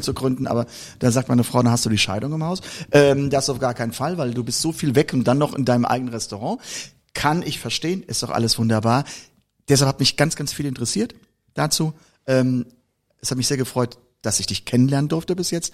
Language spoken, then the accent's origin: German; Koblenz, Rhineland-Palatinate, Germany; ich komme nur aus Koblenz